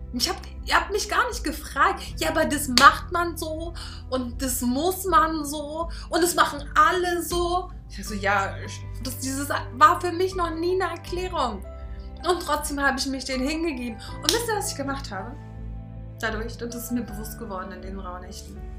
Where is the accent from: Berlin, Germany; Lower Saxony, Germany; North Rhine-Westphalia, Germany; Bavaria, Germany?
Berlin, Germany; ich bin halt auch Berlinerin und ich bin hier auf der Straße groß geworden